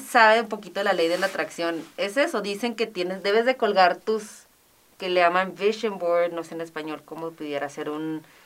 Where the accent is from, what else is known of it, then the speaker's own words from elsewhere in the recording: Ciudad Juárez, Chihuahua, Mexico; moved away as an adult; also born or lived in Madrid, Spain; soy mexicana, pero hablo muy buen inglés. Claro, porque aquí estuve en el Teresiano, estuve en Loreto, en UTEP, en el TEC